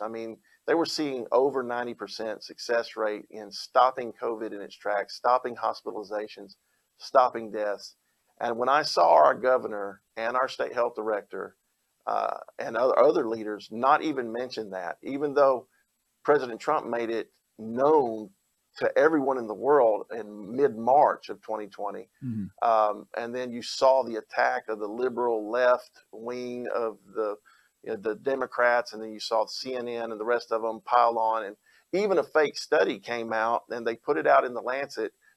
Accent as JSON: {"language": "English", "town": "Opelika", "region": "Alabama", "country": "United States", "tie": "born or raised there", "said": "I am an Alabamian. I grew up here. I grew up in Opelika, Auburn area"}